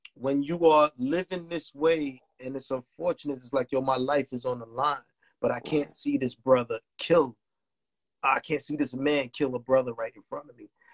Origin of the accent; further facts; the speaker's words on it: New York City, New York, United States; I was born and raised in Marcy Projects